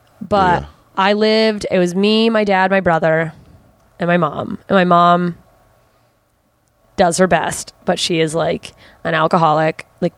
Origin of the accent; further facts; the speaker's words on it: Mississippi, United States; also born or lived in Germany; Southern Mississippi. And I was like 3.